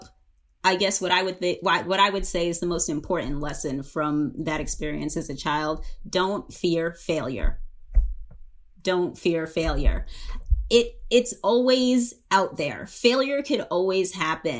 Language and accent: English; Long Island, New York, United States; I grew up in Long Island and in New York